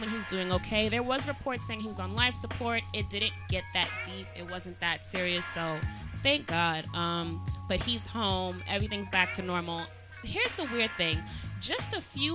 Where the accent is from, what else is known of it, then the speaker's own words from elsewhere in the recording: New York City, New York, United States; I'm from Staten Island